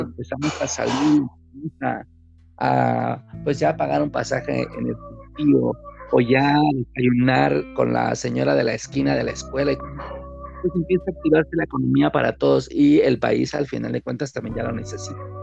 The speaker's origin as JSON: {"language": "Spanish", "region": "Chiapas", "country": "Mexico", "moved": "yes", "lives_now": "Mexico City, Mexico", "said": "yo hablo ahorita como chapaneco, yo por supuesto, a pesar de que vivo en la Ciudad de México y trabajo aquí y todo mi entorno está aquí ahorita, pues vengo del estado de Chiapas"}